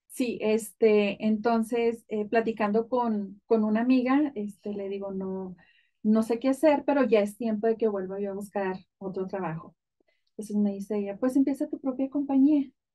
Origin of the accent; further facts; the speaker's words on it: Ejido Constitución, Chihuahua, Mexico; now in United States; yo soy del estado de Chihuahua, de un pueblito muy, muy pequeño, de hecho no, no es pueblo, es un ejido, se llama eh, Ejido Constitución